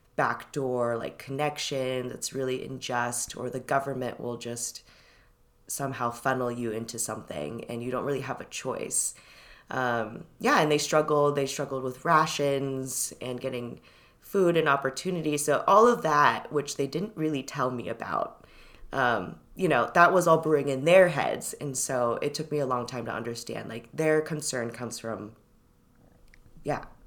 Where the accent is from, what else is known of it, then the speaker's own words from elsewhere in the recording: Irvine, California, United States; also born or lived in Shanghai, China / Los Angeles, California / San Gabriel Valley, California; now in Brooklyn, United States; We first landed in L A, in Inglewood, And then we sort of, like, moved around the suburb, San Gabriel Valley. And then when I was seven, we ended up in Irvine, and that's where I was until, until college